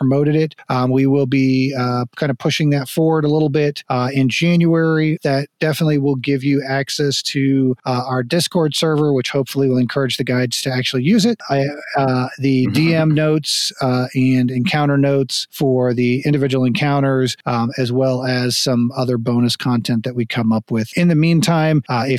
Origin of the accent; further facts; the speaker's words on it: United States; also born or lived in Texas / Florida; growing up in Texas and Florida